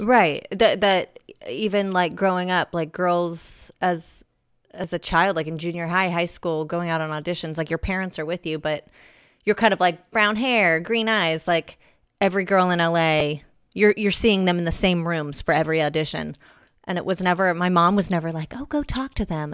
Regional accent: Los Angeles, California, United States; my mom's from, from L A as well. Born and raised.

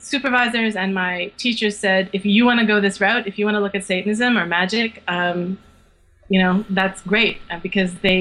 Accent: rural Quebec, Canada; now in Montreal, Canada; I grew up in the country of rural Quebec, but I'm now a city girl

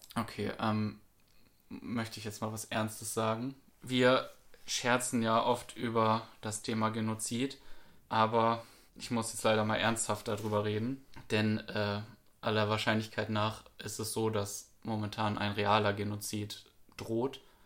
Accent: Germany; uns als Deutsche

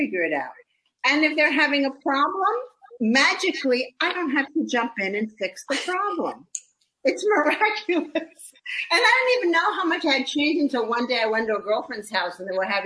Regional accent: New York, United States; I grew up in New York like you did.

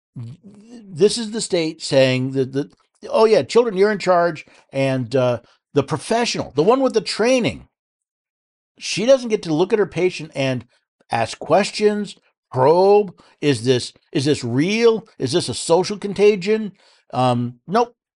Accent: New York City, New York, United States; moved away; the state of New York, my old stomping grounds. I was born in New York City

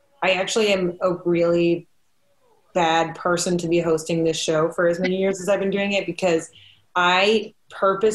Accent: Midwest, United States; now in Austin, United States; I grew up in the Midwest where Halloween was cold all the time. So when I moved to Austin

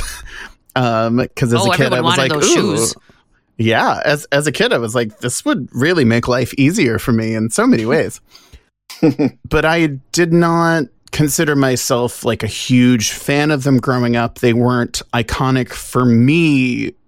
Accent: Louisiana, United States; I'm from Louisiana

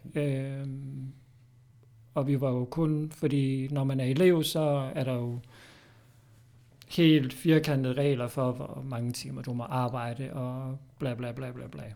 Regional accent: Odense, Southern Denmark, Denmark; moved away as an adult; now in Fredericia, Denmark; bor i Fredericia. Kommer oprindeligt fra Odense

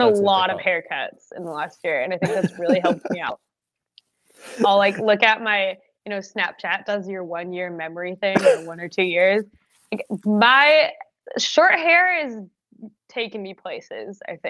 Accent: United Kingdom; accent: British; my British accent is a bit Australian.

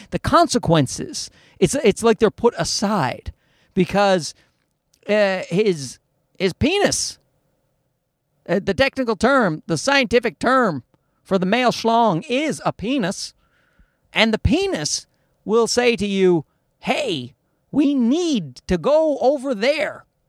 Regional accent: Newfoundland and Labrador, Canada; moved away; I'm from Newfoundland in Canada

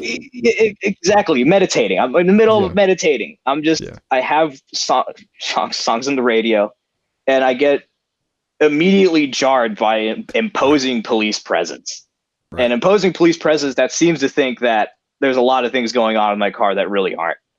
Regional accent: South Gate, California, United States; South Central, where I grew up in Southgate

